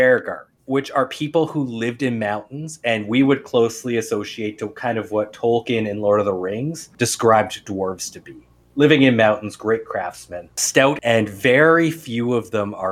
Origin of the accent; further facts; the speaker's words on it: Canada; we're Canadian.